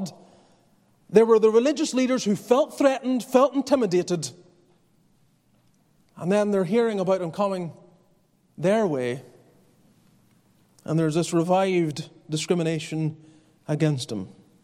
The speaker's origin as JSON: {"language": "English", "region": "Northern Ireland", "country": "United Kingdom", "tie": "born or raised there", "moved": "yes", "said": "I grew up in Northern Ireland"}